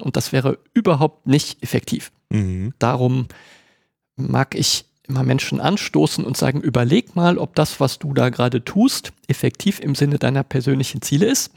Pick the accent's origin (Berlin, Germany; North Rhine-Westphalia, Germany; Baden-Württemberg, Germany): North Rhine-Westphalia, Germany; Cologne; ich bin Kölner